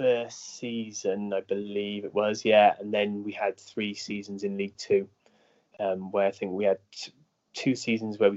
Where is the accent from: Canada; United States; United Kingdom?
United Kingdom; Bristol, South West England; also born or lived in Northampton; I'm from Bristol, so we wanted to get back to the southwest